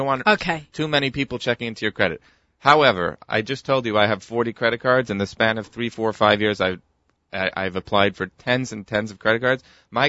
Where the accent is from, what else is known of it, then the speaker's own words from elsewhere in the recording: New York City, New York, United States; We're from New York City.